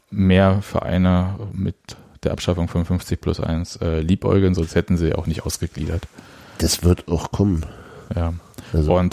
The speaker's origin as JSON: {"language": "German", "region": "Berlin", "country": "Germany", "said": "als Berliner darf man das auch äh, für sich äh, als Adjektiv ähm"}